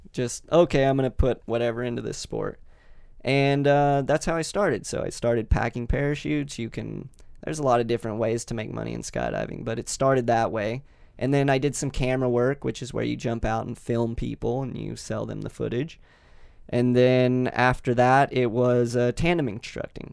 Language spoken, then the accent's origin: English; Kentucky, United States; moved away as an adult; also born or lived in Las Vegas; I grew up in Kentucky